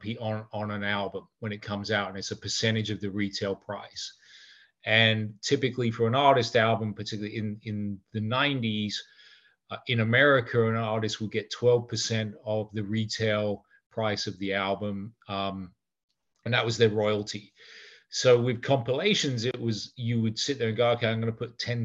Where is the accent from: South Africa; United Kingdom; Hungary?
United Kingdom; England; moved away; We had an office in London because obviously I'm English